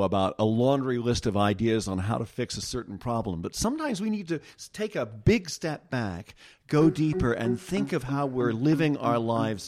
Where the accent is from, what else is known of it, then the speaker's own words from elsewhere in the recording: United States; I'm fine with being American.